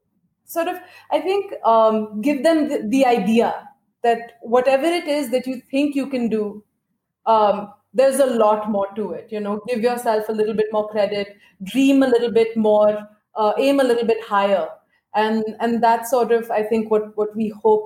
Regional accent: India; growing up in India

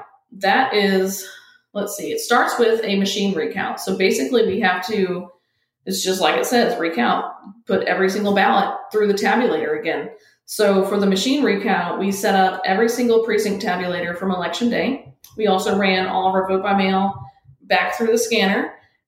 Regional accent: Ormond Beach, Florida, United States; now in Palm Coast, United States; I'm originally from Ormond Beach, so I moved up north here to Palm Coast, about 25 minutes up the road

